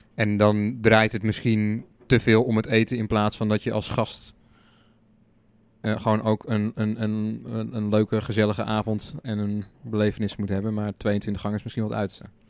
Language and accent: Dutch; Netherlands; wij als Nederlanders